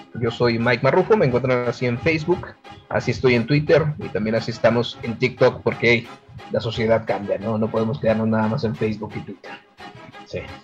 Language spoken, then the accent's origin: Spanish; Ciudad Juárez, Chihuahua, Mexico; aquí como juarense, como buen chihuahuense